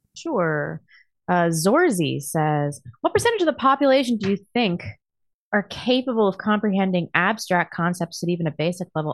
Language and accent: English; California, United States; moved away; also born or lived in Los Angeles; I was born in California